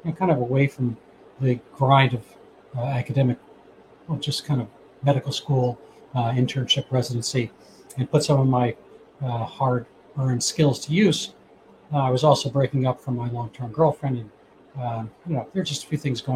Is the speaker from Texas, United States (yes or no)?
no; New York City, New York, United States; moved away as an adult; also born or lived in Massachusetts; I grew up in New York City, went to Horace Mann School, private school in New York City